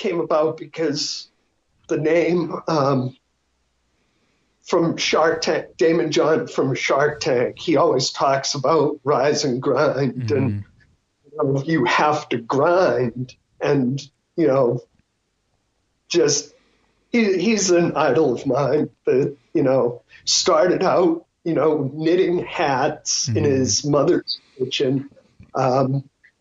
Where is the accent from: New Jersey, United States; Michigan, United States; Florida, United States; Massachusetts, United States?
Massachusetts, United States; Boston; now in Arizona, United States; we're from Boston